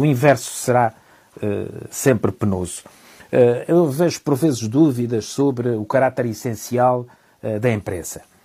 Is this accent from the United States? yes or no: no; Portugal; como português